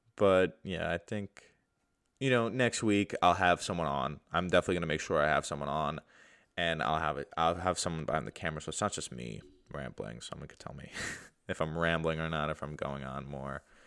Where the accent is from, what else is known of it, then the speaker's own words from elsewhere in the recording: New York, United States; I'm from New York